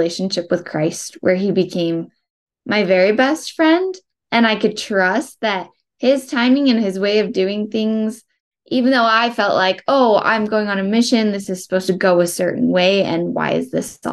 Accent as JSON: {"language": "English", "town": "Spanish Fork", "region": "Utah", "country": "United States", "tie": "born or raised there", "said": "I was born and raised in Spanish Fork, Utah"}